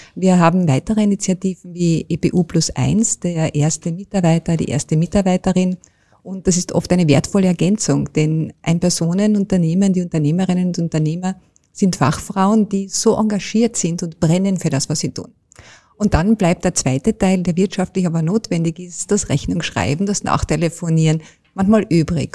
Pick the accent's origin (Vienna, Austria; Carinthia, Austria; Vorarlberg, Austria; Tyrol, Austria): Carinthia, Austria; als Kärntnerin und Kärntnerin